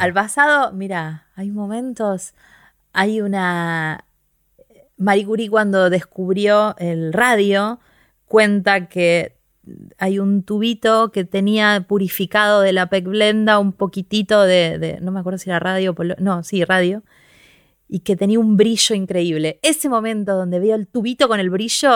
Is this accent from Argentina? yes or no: yes; Quilmes, Buenos Aires Province, Argentina; yo soy de Quilmes